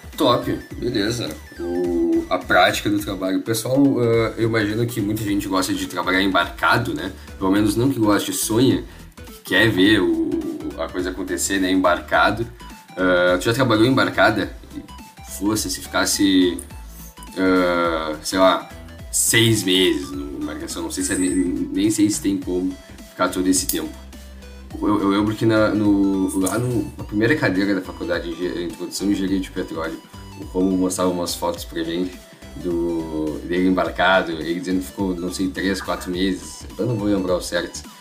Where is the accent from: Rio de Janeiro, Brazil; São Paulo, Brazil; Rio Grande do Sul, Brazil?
Rio Grande do Sul, Brazil; Pelotas; eu sempre morei com a minha família, também sou de Pelotas